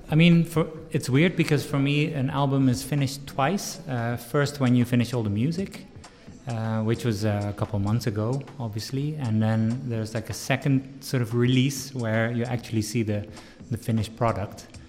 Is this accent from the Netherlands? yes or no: yes; Netherlands; moved away as an adult; now in Washington, D.C., United States; I grew up in Holland